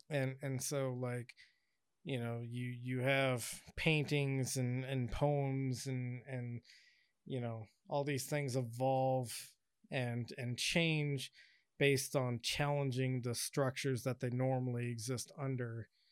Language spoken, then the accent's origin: English; Washington, United States; now in Southern California, United States; when I grew up in Washington